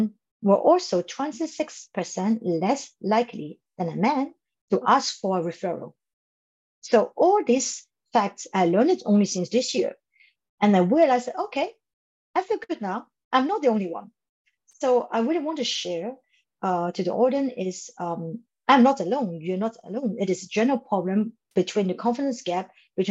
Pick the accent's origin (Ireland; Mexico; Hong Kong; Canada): Hong Kong; moved away; I come from Hong Kong